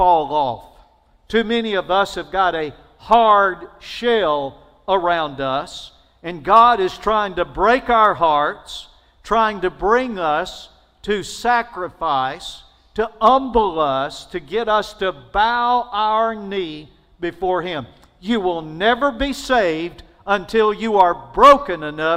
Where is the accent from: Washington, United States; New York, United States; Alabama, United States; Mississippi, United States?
Alabama, United States; I'm from Alabama.